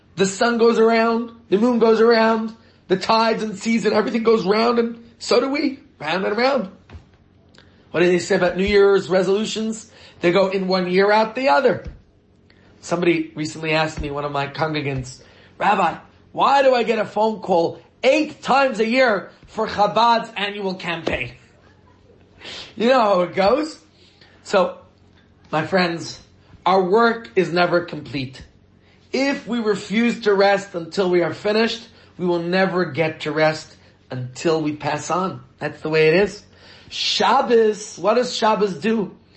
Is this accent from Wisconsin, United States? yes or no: no; New York, United States; now in Johannesburg, South Africa; I grew up in New York